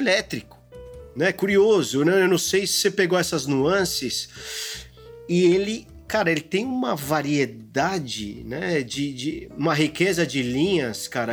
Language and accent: Portuguese; Brazil; sendo brasileiro